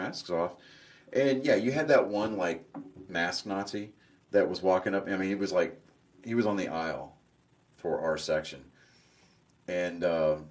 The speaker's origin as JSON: {"language": "English", "region": "Texas", "country": "United States", "said": "we're from Texas"}